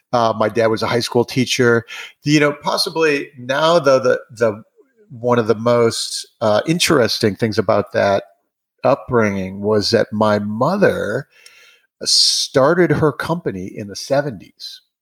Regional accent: Wisconsin, United States; And so we grew up skiing in Wisconsin

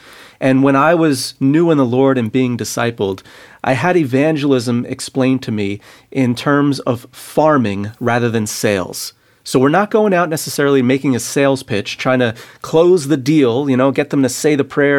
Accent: New Jersey, United States; moved away as an adult; now in Brooklyn, United States; I grew up in Jersey. I live in Brooklyn.

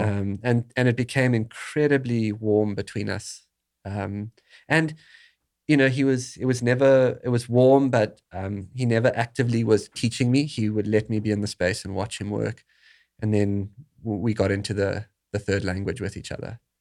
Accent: South Africa; moved away; growing up in South Africa

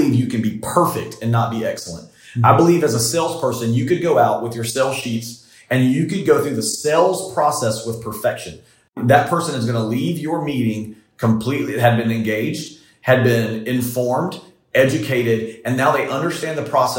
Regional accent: the rural South, United States; I grew up in the South and I grew up in the rural South

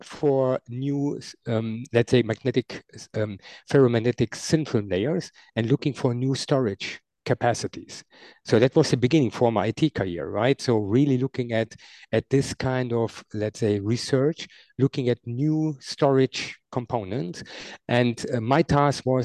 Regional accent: near Düren, North Rhine-Westphalia, Germany; I grew up in Nidau. That's a small, very, very small village close to Düren, where I'm living now

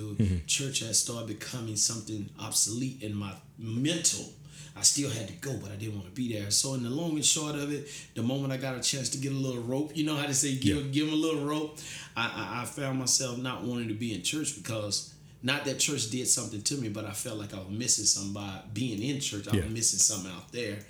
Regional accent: McKinney, Texas, United States; from McKinney, Texas. Graduated from McKinney High School

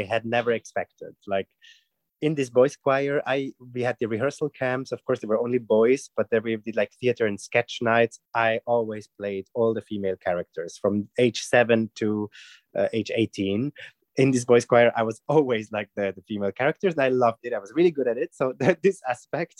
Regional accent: Switzerland; I'm from Switzerland

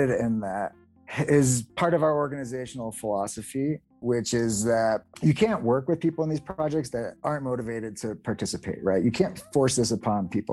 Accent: United States; we're white males from the United States

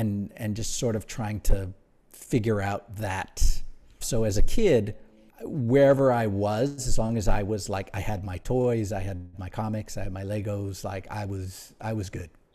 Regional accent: Honolulu, Hawaii, United States; moved away as an adult; also born or lived in Aiea, Hawaii / Pearl City, Hawaii / Nuuanu, Honolulu; I grew up pretty much my early years in Aiea, Pearl City, New, Newtown, to be specific.

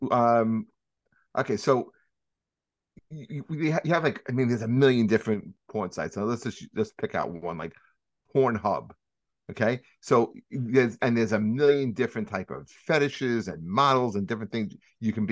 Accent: Long Island, New York, United States; I grew up on Long Island. Okay, from Long Island to you know being a Catholic kid in Long Island to eventually becoming part of the Church of Satan

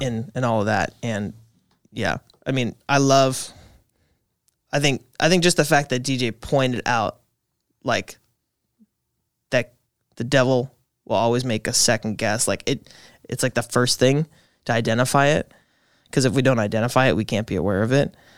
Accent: Appleton, Wisconsin, United States; born and raised in the Appleton kind of area.

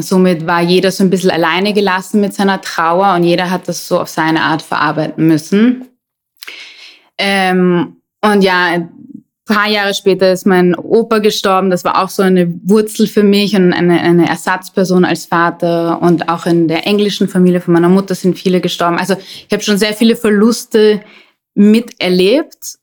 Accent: Vienna, Austria; moved away as an adult; also born or lived in Hamburg / Amsterdam / London; ich bin in Wien geboren und irgendwann hat es mich dann aus der Stadt weggezogen

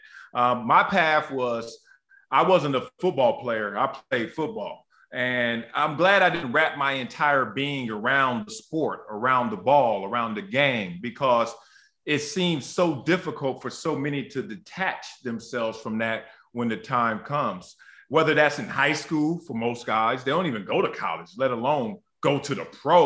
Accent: Los Angeles, California, United States; also born or lived in Compton; growing up in Los Angeles, at the time, Compton, and then we moved South Central Los Angeles

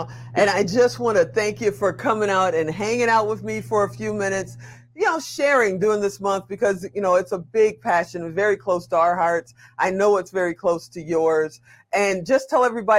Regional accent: Chicago, Illinois, United States; I'm from Chicago

